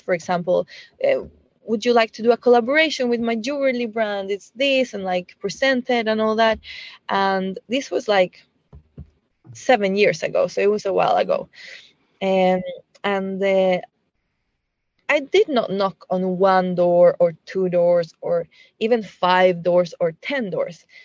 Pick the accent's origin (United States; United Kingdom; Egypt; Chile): Chile; moved away as an adult; I was born in Chile